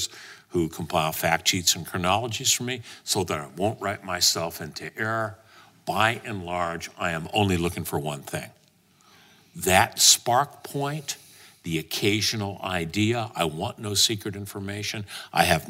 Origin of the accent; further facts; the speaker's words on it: Los Angeles, California, United States; L.A., my hometown, America, my country